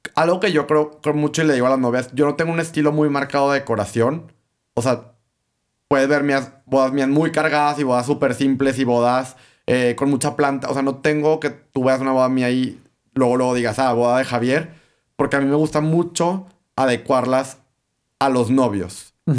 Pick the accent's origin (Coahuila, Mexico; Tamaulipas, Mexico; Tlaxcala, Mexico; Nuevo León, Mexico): Coahuila, Mexico; Torreón; aquí en Torreón